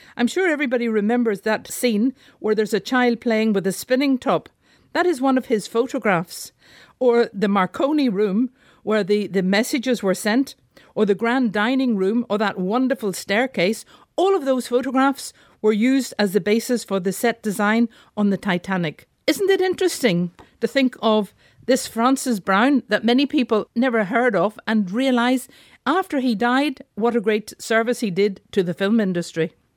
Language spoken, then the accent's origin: English; Belfast, Northern Ireland, United Kingdom; my hometown, Belfast